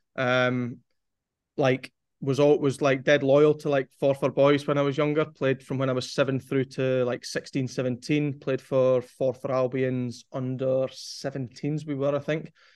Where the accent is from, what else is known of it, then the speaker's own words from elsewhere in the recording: Forfar, Scotland, United Kingdom; moved away as an adult; now in England; growing up in Forfar